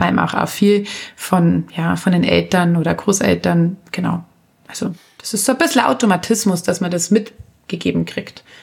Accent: Anzing, Bavaria, Germany; also born or lived in Munich; Ich bin ja nur in München geboren, also aufgewachsen und leben tue ich natürlich in Anzing

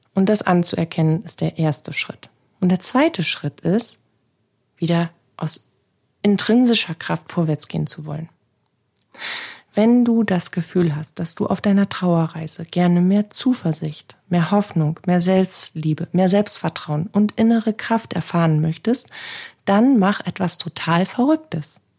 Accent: Bremen, Germany; Bei uns in Bremen

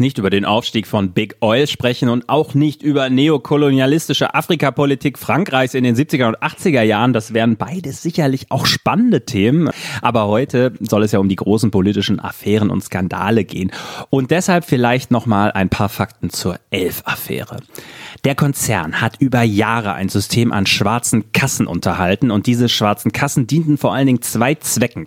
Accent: West Germany, Germany; als Wessi frage ich mich

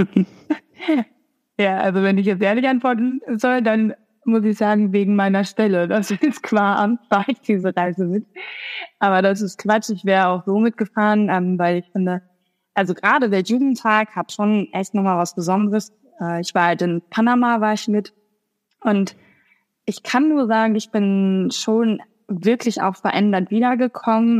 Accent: Sauerland, North Rhine-Westphalia, Germany; ich komme selber aus dem Sauerland

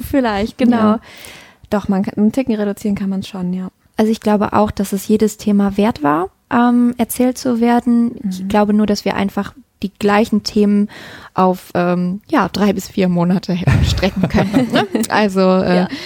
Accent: North Rhine-Westphalia, Germany; finde meine Heimat jetzt ländlicher und idyllischer

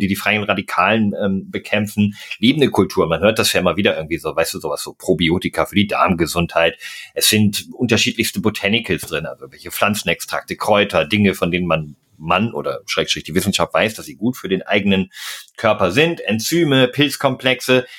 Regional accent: Münsterland, North Rhine-Westphalia, Germany; ich bin im, im Münsterland aufgewachsen

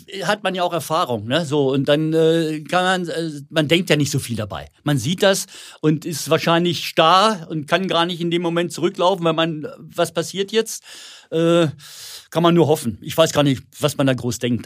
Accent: Werstedt, Germany; mein Heimatdorf Werstedt

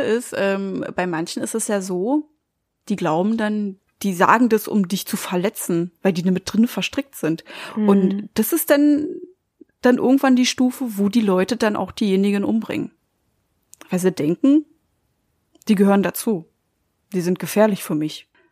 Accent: Germany; bei uns in Deutschland

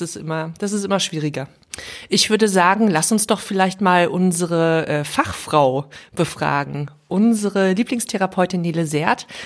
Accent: the West, West Germany, Germany; Ich bin größtenteils im Westen aufgewachsen

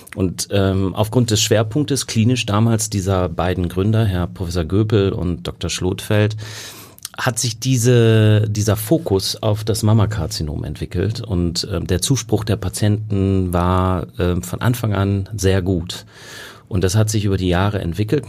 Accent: North Rhine-Westphalia, Germany; moved away as an adult; also born or lived in Münster / Kiel / South Africa / England; now in Hamburg, Germany; ich bin ursprünglich Westfale

